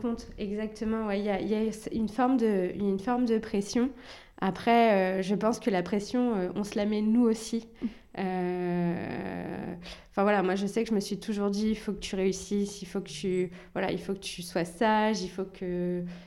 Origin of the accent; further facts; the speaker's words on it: Rouen, Normandy, France; also born or lived in Algeria; j'ai grandi à Rouen, j'ai toujours vécu ici.